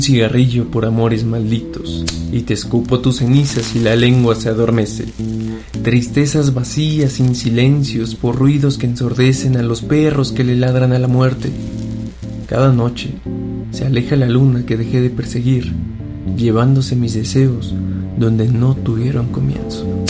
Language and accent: Spanish; Mexico City, Mexico; soy de la Ciudad de México